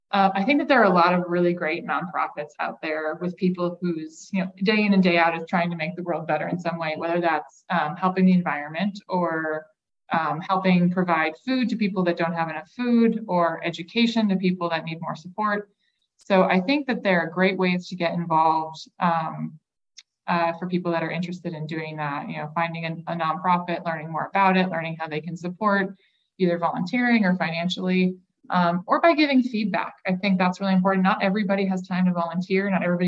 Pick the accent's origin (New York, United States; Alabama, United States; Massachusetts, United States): Massachusetts, United States; now in Medford, United States; I'm from Western Massachusetts, so my family is all just a couple hours west of the city. And I live in Medford